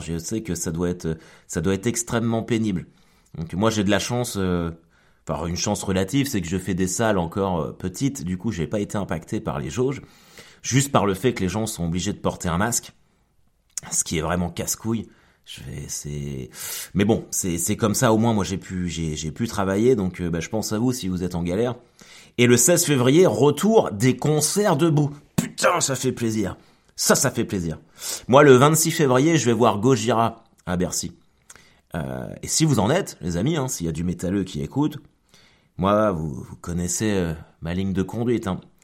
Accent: Caen, Normandy, France; je suis canet

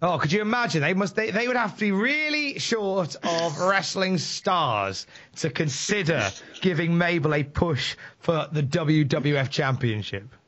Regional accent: Worcester, West Midlands, United Kingdom; I am from Worcester in the West Midlands. I am visiting Newcastle.

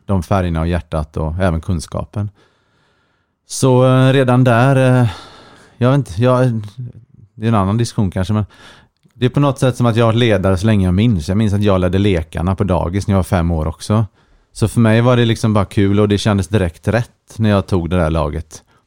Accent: Partille, Västra Götaland, Sweden; moved away as an adult; also born or lived in Linköping; now in Stockholm, Sweden; Jag är född och uppvuxen i eh, Sävedalen, Partille, nära Göteborg

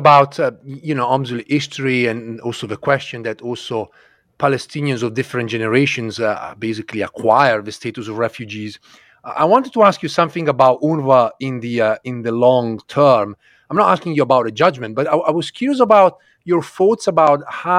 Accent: Italy; growing up in Italy, you know, late 70s, early 80s

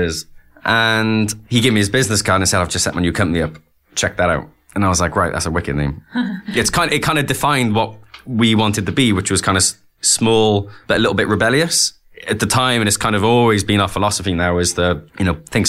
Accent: Wales, United Kingdom; growing up in Wales, we were always quite cask heavy

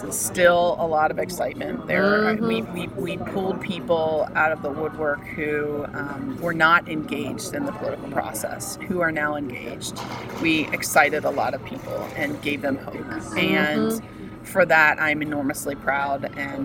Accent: United States; as an American and as somebody who fought for my country

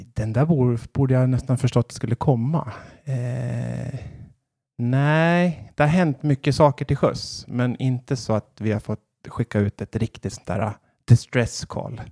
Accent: Västerås, Västmanland, Sweden; moved away as an adult; also born or lived in Kalmar; now in Gävle, Sweden; då flyttade jag tillbaka till Västerås där jag kommer ifrån

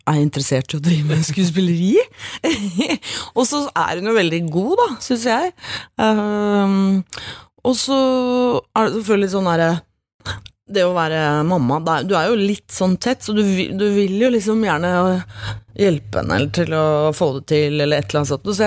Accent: Norway; Som nordmann i, på en sånn stor, flashy, glamorøs festival

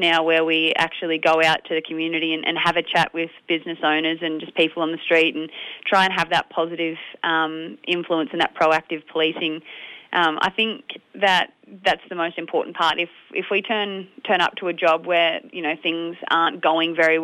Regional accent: Strathmerton, Victoria, Australia; I grew up actually in Strathmerton

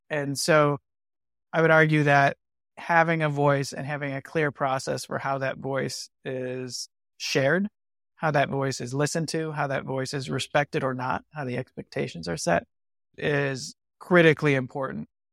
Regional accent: Michigan, United States; I'm from Michigan

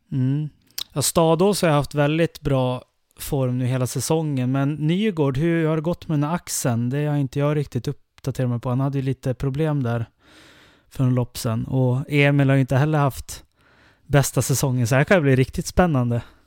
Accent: Älvdalen, Dalarna County, Sweden; i Älvdalen där jag kommer ifrån

